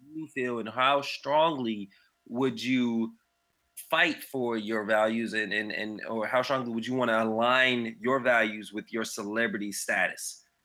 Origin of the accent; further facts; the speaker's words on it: Raleigh, North Carolina, United States; I'm from Raleigh, North Carolina